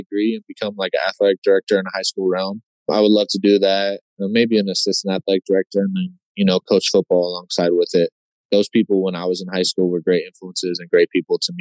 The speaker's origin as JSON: {"language": "English", "town": "Sacramento", "region": "California", "country": "United States", "also_born_or_lived": "Cincinnati", "moved": "as an adult", "lives_now": "Green Bay, United States", "said": "I'm from Sacramento"}